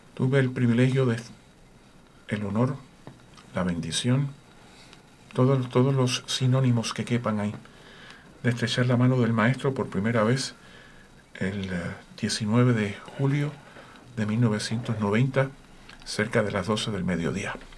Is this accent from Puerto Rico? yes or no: yes; Puerto Rico; Yo soy de Puerto Rico.